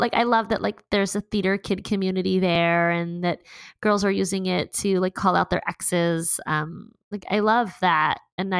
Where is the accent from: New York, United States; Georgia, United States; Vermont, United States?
New York, United States; New York City; now in California, United States; As a New Yorker